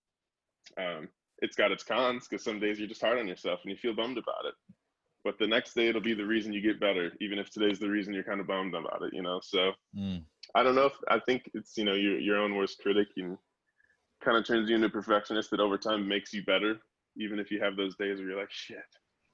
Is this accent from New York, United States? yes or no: no; Chicago, Illinois, United States; We grew up in Chicago with them, so before we were signed to labels, we were playing free local shows in high school together